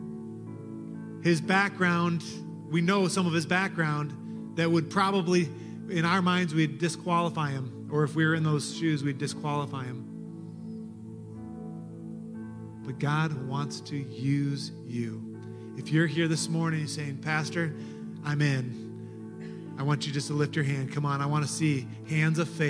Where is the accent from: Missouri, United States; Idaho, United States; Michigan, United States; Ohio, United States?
Michigan, United States; Detroit; moved away; in Detroit, in my hometown, in my home church